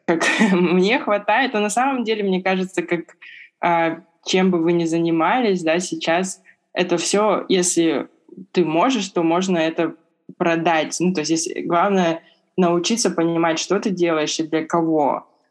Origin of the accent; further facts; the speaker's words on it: Irkutsk, Irkutsk Oblast, Russia; moved away as an adult; now in Beijing, China; я из Иркутска.